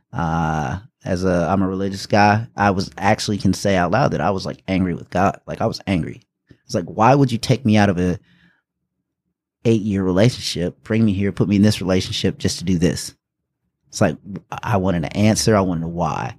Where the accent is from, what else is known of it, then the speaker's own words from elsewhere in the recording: Taylors, South Carolina, United States; also born or lived in Indianapolis, Indiana / West Point, New York / Germany; I was born in Indianapolis, Indiana. We moved here when I was around six. Um, r, was raised here, so I guess you could say I'm really from Greenville, South Carolina, actually from Taylor's.